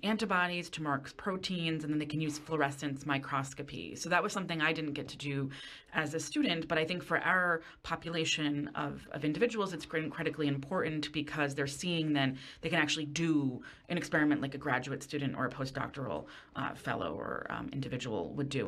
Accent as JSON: {"language": "English", "area": "Westchester County", "region": "New York", "country": "United States", "tie": "born or raised there", "said": "I grew up in Westchester County"}